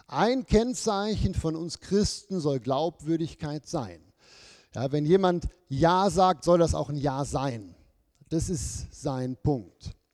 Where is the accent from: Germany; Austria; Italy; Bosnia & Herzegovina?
Germany; moved away as an adult; now in Switzerland; als Deutsche